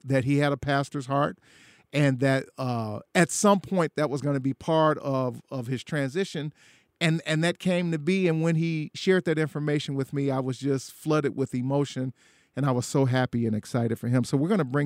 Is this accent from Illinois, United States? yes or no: yes; Chicago, Illinois, United States; went back to my hometown of Chicago, Illinois